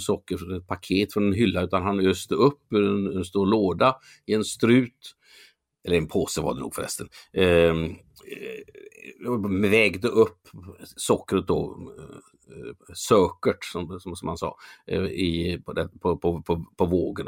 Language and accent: Swedish; Mölnlycke, Västra Götaland, Sweden; also born or lived in Gothenburg; där jag är uppvuxen då, Mölnlycke